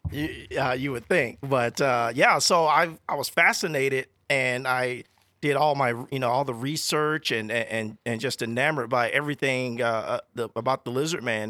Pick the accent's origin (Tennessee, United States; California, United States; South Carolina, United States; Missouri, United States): South Carolina, United States; now in Walla Walla, United States; I'm from South Carolina. So, you know, growing up in South Carolina